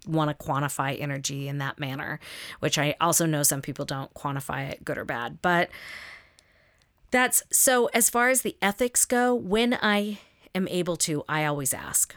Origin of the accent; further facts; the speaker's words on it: the South, United States; I grew up in the South